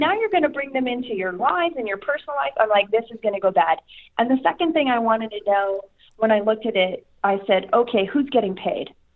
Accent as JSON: {"language": "English", "region": "Saskatchewan", "country": "Canada", "tie": "born or raised there"}